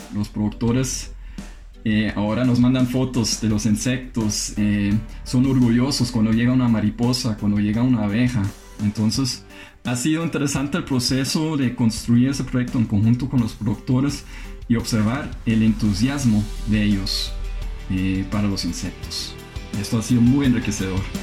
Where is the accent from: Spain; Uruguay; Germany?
Germany; moved away as an adult; now in Costa Rica; alemán, tengo 27 años de vivir en América Latina